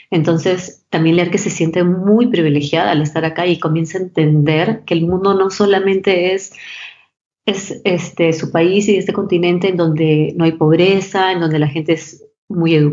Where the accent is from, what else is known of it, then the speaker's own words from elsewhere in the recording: Peru; me enseñaron desde muy chiquita a ser muy agradecida y, y, y a entender lo privilegiada que yo era como peruana